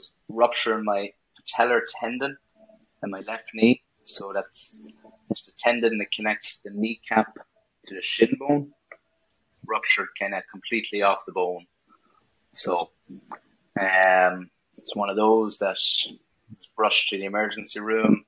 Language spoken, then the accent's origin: English; Carrickmacross, County Monaghan, Ireland; also born or lived in New York, United States; now in Boston, United States; moved to Ireland when I was 7 to Carrick. Carrick Emmets would have been my home club in Monaghan